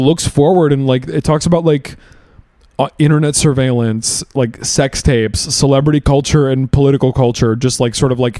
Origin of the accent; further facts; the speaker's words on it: Pittsburgh, Pennsylvania, United States; I'm from Pittsburgh